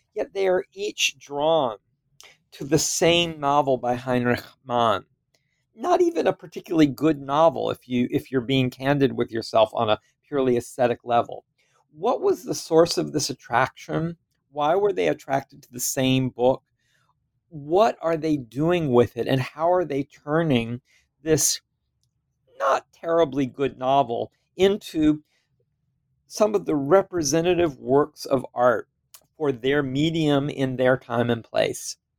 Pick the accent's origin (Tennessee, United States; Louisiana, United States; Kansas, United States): Louisiana, United States; moved away as an adult; I come from Louisiana